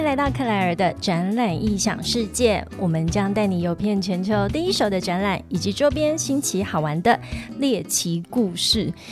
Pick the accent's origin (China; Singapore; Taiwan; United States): Taiwan; Tainan; accent: Taipei accent (in Taiwanese); 我真的从小就住在台南